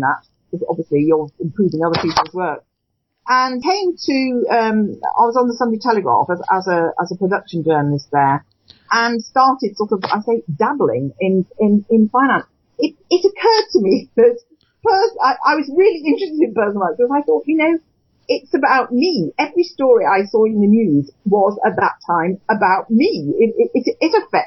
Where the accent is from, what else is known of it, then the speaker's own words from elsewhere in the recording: Cheshire, North West England, United Kingdom; moved away as an adult; also born or lived in London; I'm from Cheshire originally, which is where I've come back to, having been in London and the South East for most of my working life. My neighbour was a guardian, was an editor of The Guardian when I was a child